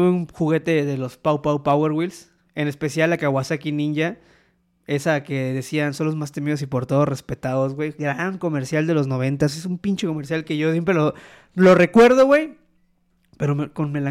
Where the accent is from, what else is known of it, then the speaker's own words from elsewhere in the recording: Poza Rica, Veracruz, Mexico; Soy de Poza Rica, Veracruz. Pero bueno, nacionalizado veracruzano, güey. No, la verdad es de que, yo soy de ascendencia puertorriqueña.